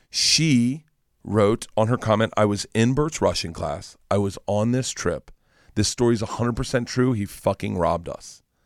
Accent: Tampa, Florida, United States; moved away; I grew up in Florida.

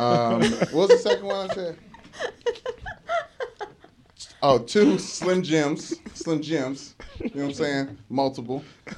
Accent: Louisville, Kentucky, United States; moved away; I grew up in Louisville, Kentucky.

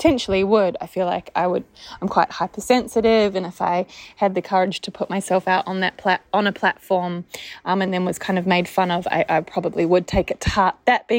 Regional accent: New Zealand; accent: Australian; now in Australia; I live in Australia. I sound like an Australian, but I'm actually a New Zealander.

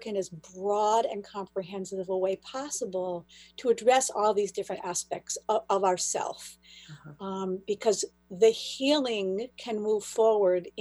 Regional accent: Buffalo, New York, United States; moved away as an adult; also born or lived in Israel; now in Boston area, United States; I'm from Buffalo, New York originally, and then I lived in Israel for 5 years. And when I came back, I moved to the Boston area

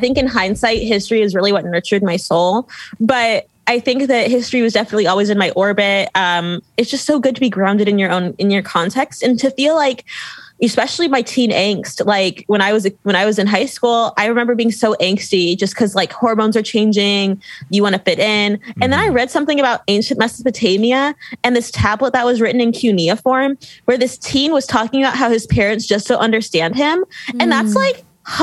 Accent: Pasadena, California, United States; moved away as an adult; also born or lived in Louisiana; I'm from Pasadena, California, like very liberal, very, you know, coastal elite.

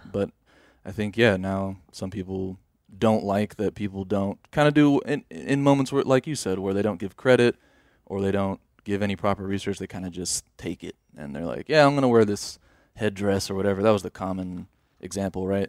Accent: United States; I'm an American, too

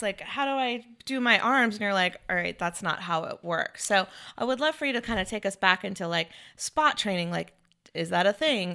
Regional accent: North Carolina, United States; also born or lived in California; now in Florida, United States; I grew up in North Carolina

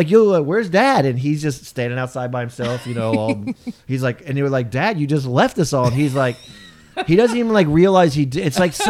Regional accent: Japan; moved away; when we grew up in Japan, we were always in earthquakes in Japan all the time.

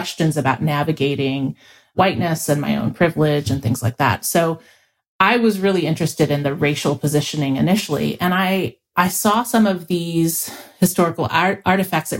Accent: Louisville, Kentucky, United States; I grew up in Louisville, Kentucky

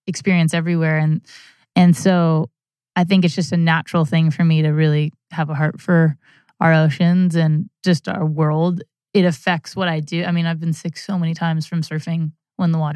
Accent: Santa Barbara, California, United States; I grew up in Santa Barbara, California

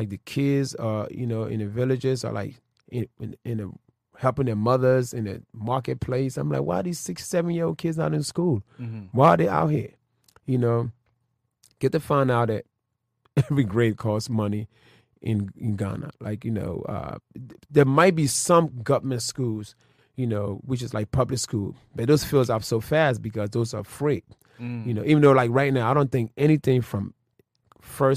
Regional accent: Philadelphia, Pennsylvania, United States; I was raised in Philly.

